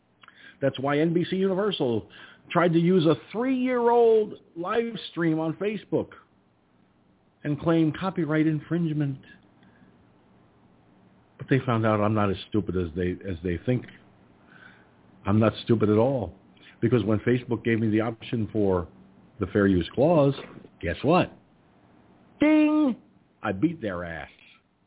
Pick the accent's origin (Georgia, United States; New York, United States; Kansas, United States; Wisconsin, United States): New York, United States; Poughkeepsie; No, I'm from New York. And even my own regular voice, which I'm using right now, does not sound like a New York accent.